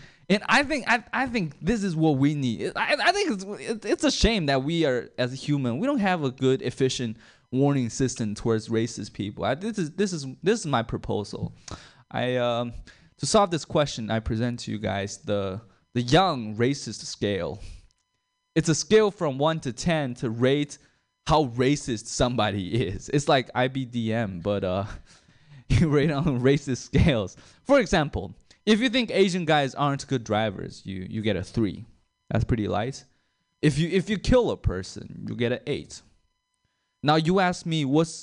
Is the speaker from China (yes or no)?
yes; China; now in Sacramento, United States; I'm a foreigner. I'm from China